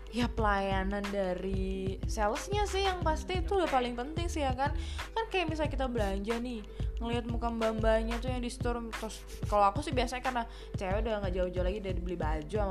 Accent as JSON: {"language": "Indonesian", "town": "Solo", "region": "Central Java", "country": "Indonesia", "said": "Halo Ya, yeah, aku dari Solo guys, jadi aku jauh-jauh ya kan dari Solo."}